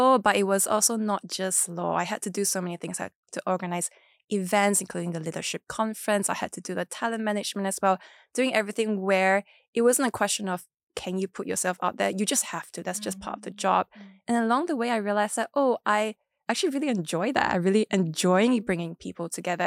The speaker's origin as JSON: {"language": "English", "town": "Kuching", "region": "Sarawak", "country": "Malaysia", "tie": "born or raised there", "said": "I grew up in Borneo, which is very different from West Malaysia"}